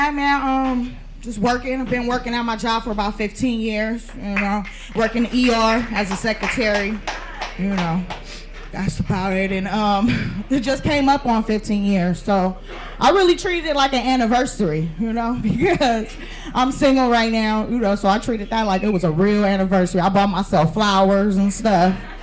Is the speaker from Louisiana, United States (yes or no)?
no; San Francisco, California, United States; I'm from San Francisco.